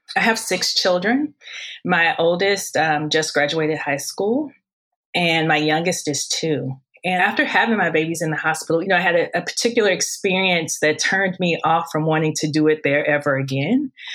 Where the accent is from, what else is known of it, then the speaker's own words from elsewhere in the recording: St. Louis, Missouri, United States; moved away as an adult; now in Hawaii, United States; growing up in St. Louis, I always pursued becoming a doctor